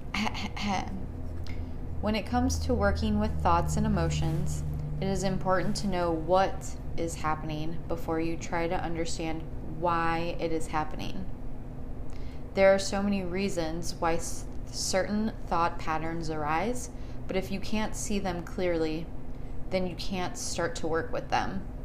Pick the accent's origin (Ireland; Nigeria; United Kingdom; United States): United States; Chicago, Illinois; now in Phoenix, United States; I am also from Chicago, born and raised. We moved to Phoenix in 1999